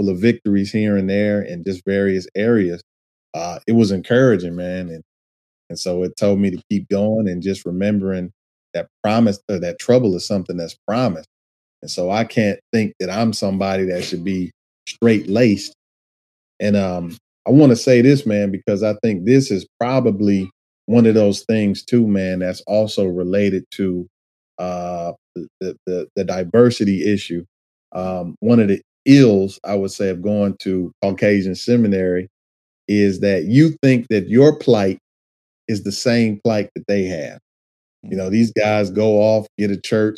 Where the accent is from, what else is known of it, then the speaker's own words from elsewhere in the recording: Detroit, Michigan, United States; conditions of kind of how I grew up in Detroit